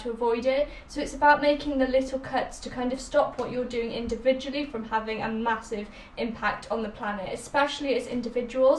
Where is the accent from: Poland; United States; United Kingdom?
United Kingdom; Wales; we are two teens from Wales